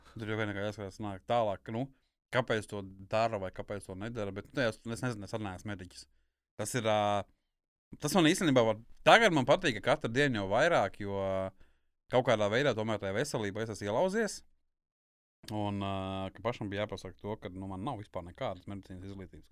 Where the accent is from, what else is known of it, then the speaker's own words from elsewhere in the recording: Kurzeme, Latvia; es esmu kurzemnieks